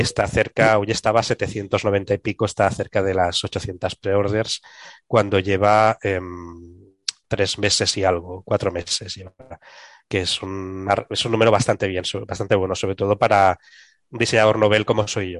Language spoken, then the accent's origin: Spanish; Catalonia, Spain; accent: Catalan; mi acento catalán